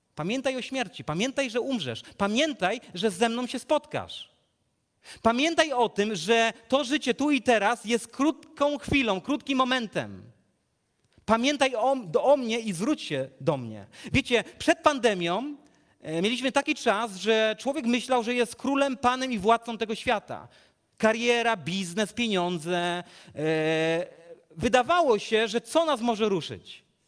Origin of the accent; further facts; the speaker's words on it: Legnica, Lower Silesian Voivodeship, Poland; z Legnicy, skąd pochodzę